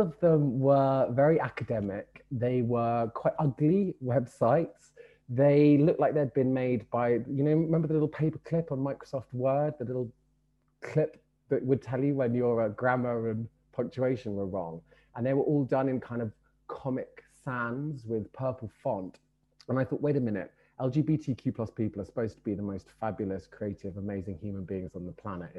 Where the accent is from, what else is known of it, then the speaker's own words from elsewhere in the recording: London, United Kingdom; I grew up in Brixton in the 1980s.